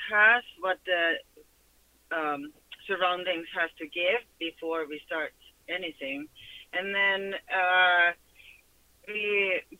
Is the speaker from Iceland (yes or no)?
yes; Iceland; now in Southern California, United States; Well, we come from Iceland